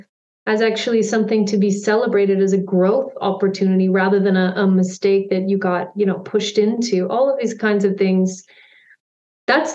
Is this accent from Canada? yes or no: yes; Canada; also born or lived in United Kingdom / Zimbabwe; I'm Canadian